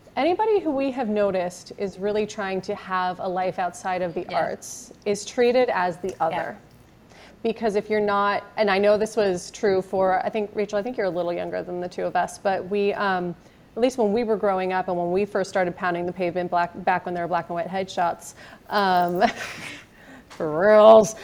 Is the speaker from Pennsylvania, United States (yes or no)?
no; Marin, California, United States; we grew up in Marin, but out in a little hippie town